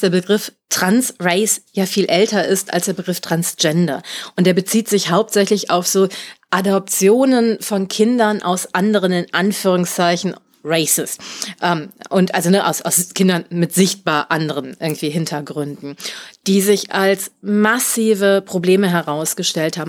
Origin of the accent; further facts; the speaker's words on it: Germany; Ich bin Deutscher geboren.